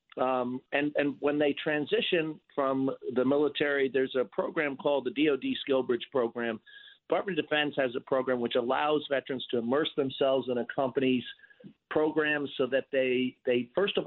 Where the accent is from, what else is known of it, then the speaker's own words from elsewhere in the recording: New York City, New York, United States; as a New Yorker